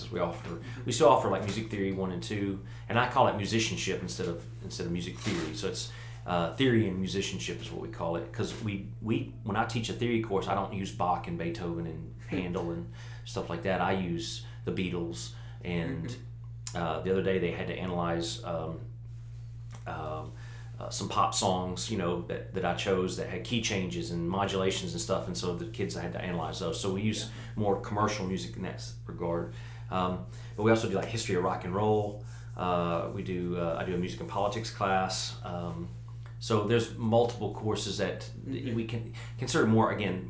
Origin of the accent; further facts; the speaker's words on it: Jackson, Tennessee, United States; I'm from here originally, but I moved away and then had the opportunity to move back, and so we chose to you know, move back to Jackson